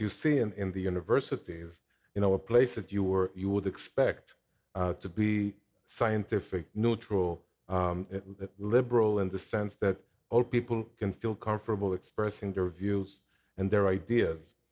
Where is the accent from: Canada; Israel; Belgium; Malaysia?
Israel; Jerusalem, Jerusalem District; moved away as an adult; also born or lived in Samaria; now in Ofra; I grew up in Jerusalem